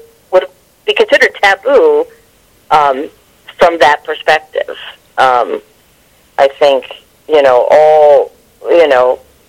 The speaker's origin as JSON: {"language": "English", "town": "New York City", "region": "New York", "country": "United States", "tie": "born or raised there", "moved": "yes", "lives_now": "Las Vegas, United States", "said": "even though I grew up in New York, I grew up in Queens, very, very blue-collar, very, you know, extremely Catholic neighborhood."}